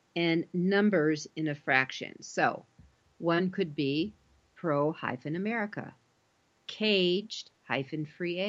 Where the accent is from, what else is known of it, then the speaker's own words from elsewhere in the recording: Colorado, United States; I come from Colorado